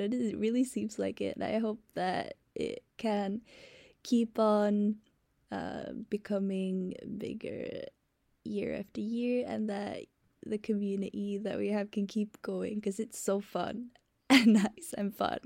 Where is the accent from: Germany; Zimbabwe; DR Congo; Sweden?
Sweden; I'm from Sweden.